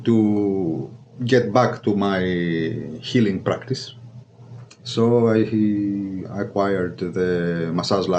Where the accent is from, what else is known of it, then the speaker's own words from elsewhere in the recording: Greece; moved away as an adult; back in Greece I was a physical therapist for almost 9 years